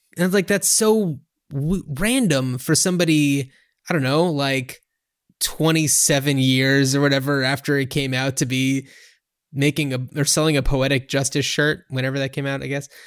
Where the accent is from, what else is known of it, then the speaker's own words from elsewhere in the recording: New Jersey, United States; we grew up in New Jersey